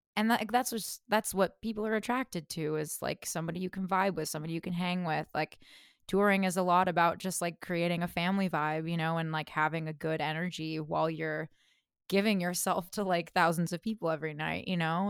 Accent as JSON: {"language": "English", "town": "Fresno", "region": "California", "country": "United States", "tie": "born or raised there", "said": "I grew up in Fresno, California, so middle of the state"}